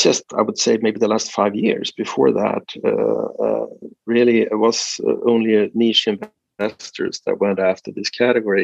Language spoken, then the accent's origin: English; Sweden; moved away as an adult; now in United States; I'm sort of Swedish-American in that sense. I'm still a Swedish citizen. I'm not an American citizen